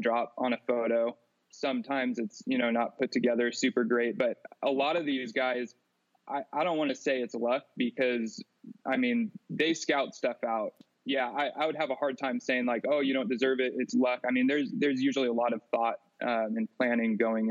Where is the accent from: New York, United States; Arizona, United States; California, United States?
California, United States; Clovis; grew up in Clovis, California. That's where I'm currently living. Never left my hometown